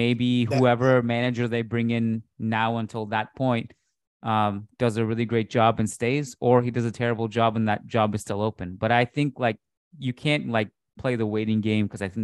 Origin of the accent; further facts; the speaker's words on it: Canada; as a Canadian